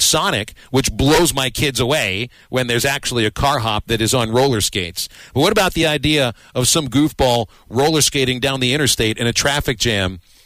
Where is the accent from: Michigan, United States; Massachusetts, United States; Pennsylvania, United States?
Pennsylvania, United States; Pittsburgh; now in Arkansas, United States; my hometown, Pittsburgh, which I would say is a medium-sized city